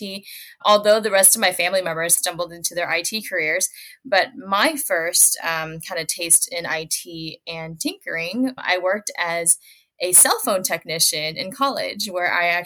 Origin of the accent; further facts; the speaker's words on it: Minneapolis–Saint Paul, Minnesota, United States; I grew up in the Twin Cities in Minnesota